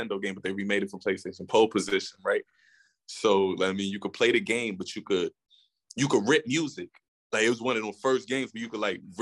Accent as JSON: {"language": "English", "town": "New York City", "region": "New York", "country": "United States", "tie": "born or raised there", "moved": "yes", "lives_now": "Arizona, United States", "said": "I'm from Queens originally. It's a fact. Woodside"}